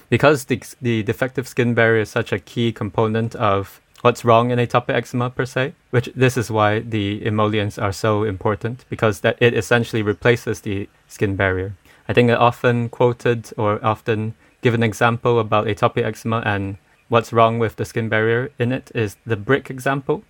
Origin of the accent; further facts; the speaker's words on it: Malaysia; I'm from Malaysia